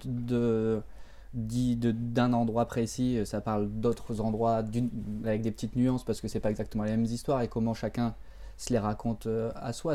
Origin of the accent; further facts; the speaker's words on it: Béthune, Hauts-de-France, France; autour de là où j'ai grandi et autour de quelque part, autour aussi de Béthune